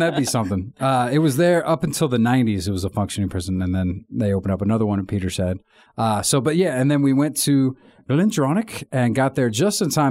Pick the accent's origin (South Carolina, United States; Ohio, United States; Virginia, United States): Virginia, United States; I'm from Virginia